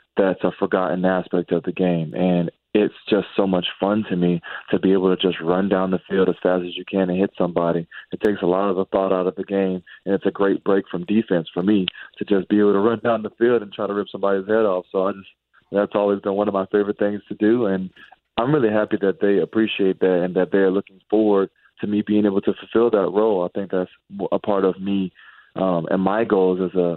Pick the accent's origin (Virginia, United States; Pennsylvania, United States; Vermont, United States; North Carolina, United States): Virginia, United States; Virginia Beach; I'm from Virginia Beach, Virginia